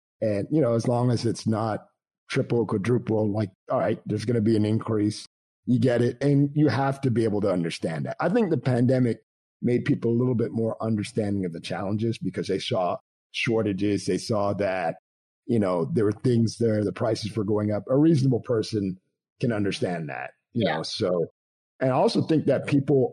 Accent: Montreal, Quebec, Canada; also born or lived in Toronto; now in United States; I grew up in Canada, so I grew up in Montreal.

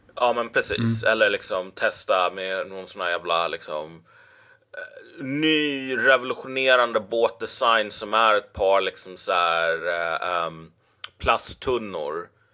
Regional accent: Sweden; som svensk

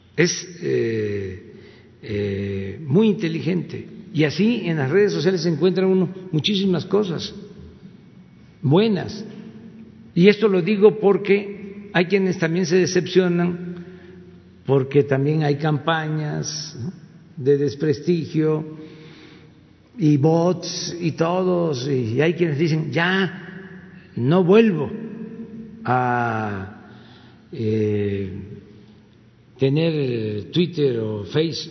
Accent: Tepetitán, Tabasco, Mexico; now in Mexico City, Mexico; yo soy de Tepetitán

